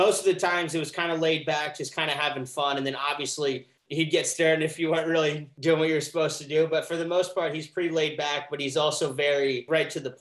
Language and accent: English; Columbus, Ohio, United States; also born or lived in Cincinnati, Ohio / Florida Keys; we moved from Cincinnati to Columbus when I was 7